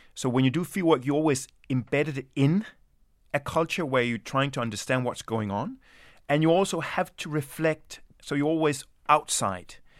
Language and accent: English; Denmark; also born or lived in Sweden; my mother is Swedish, and I was born in Sweden, and my, my father is Danish, and I grew up in Denmark.